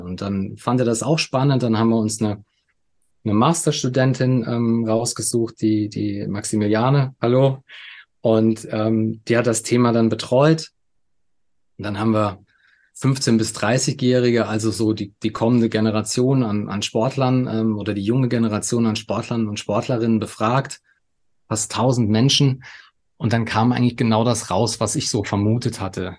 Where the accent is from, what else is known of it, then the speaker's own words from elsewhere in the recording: Saarland, Germany; moved away as an adult; now in Munich, Germany; Geboren bin ich im Saarland, ähm, lebe aber jetzt schon seit, seit über 15 Jahren in München